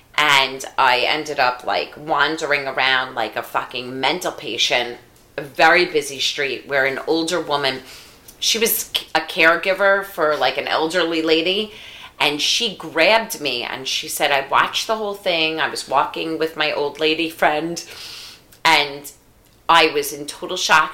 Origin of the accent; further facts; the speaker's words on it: New York, United States; moved away; also born or lived in Washington D.C.; I'm from New York, and I lived in Washington D.C.